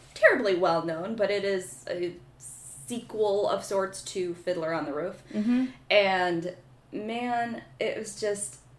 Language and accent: English; Rockton, Illinois, United States; I am originally from Rockton, Illinois, which is a little town on the northern border of Illinois and Wisconsin.